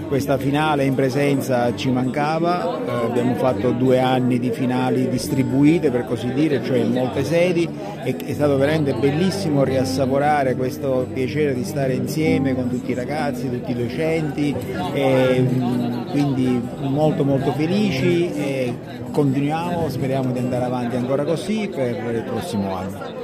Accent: Sicily, Italy; io vengo dalla Sicilia

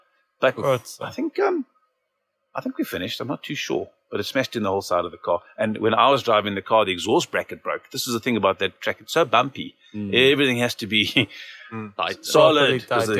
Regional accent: Bulawayo, Zimbabwe; I grew up in Bulawayo and it's a very good track.

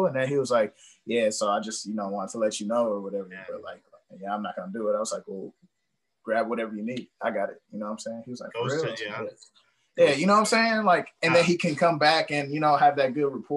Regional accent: Milwaukee, Wisconsin, United States; growing up on Capitol, like, not East Capitol Drive, West Capitol Drive

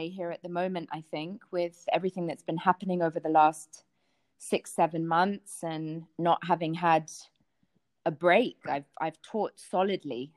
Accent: London, United Kingdom; which my friends and I drank standardly with Coca-Cola in London, growing up in London

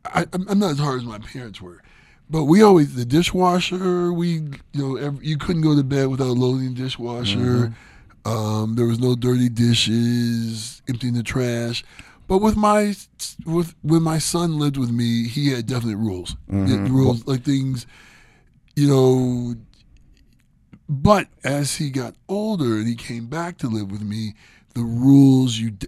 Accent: Ohio, United States; I'm from Ohio and I live in the snow belt.

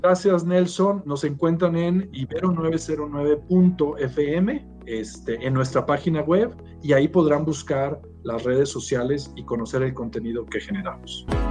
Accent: Torreón, Coahuila, Mexico; moved away as an adult; now in Mexico City, Mexico; soy de una eh, ciudad, ahí fue donde crecí, llamada Torreón

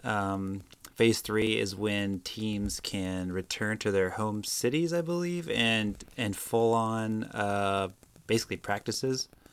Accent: Prince George, Virginia, United States; Coming to you live from my hometown, Prince George, Virginia

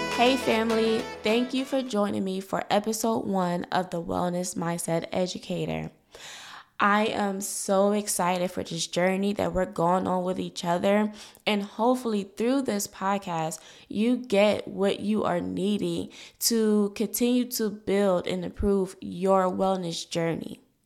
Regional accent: Philadelphia, Pennsylvania, United States; I was born in North Philadelphia, a low-income community, um, by a single mother, a young single mother. And because of my situation, I was brought up with limited resources

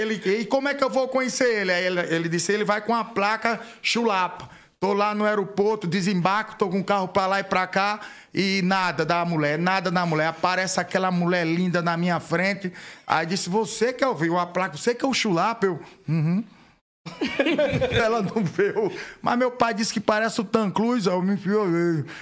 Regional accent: Atalaia, Alagoas, Brazil; moved away as an adult; also born or lived in São Paulo; lá na minha terrinha Atalaia

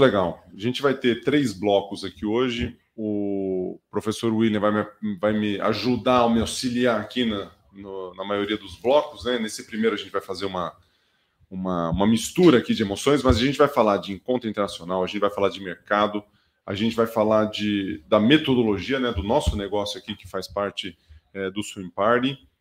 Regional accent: Brazil; moved away; você chega no interior, eu sou de Tuverá. Quando eu chego lá, o sotaque ele já vai e ele já fica mais enraigado ali

